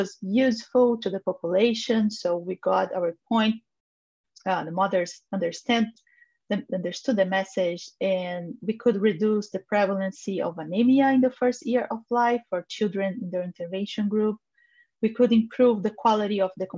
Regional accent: Brazil; I am a nutritionist from Brazil

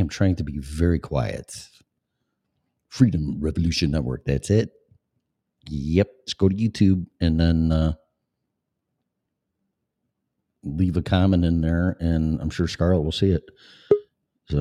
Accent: Illinois, United States; moved away; also born or lived in Colorado / Florida; I lived in Colorado before, and I'm from Illinois

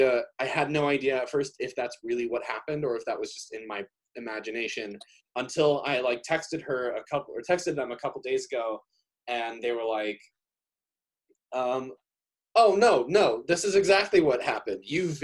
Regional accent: Chicago, Illinois, United States; now in Minnesota, United States; I'm just from Chicago

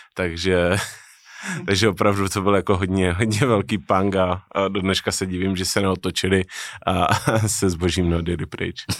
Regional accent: Czechia; Narozený jsem v Česku, ale otec byl Řek, takže spolo, formálně jsem z poloviny Řek.

